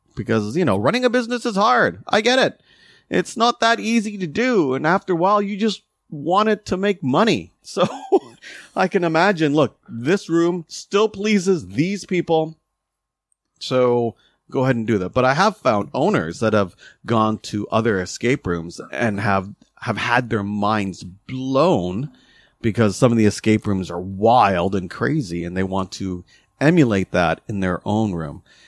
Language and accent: English; Canada; we're still Canadian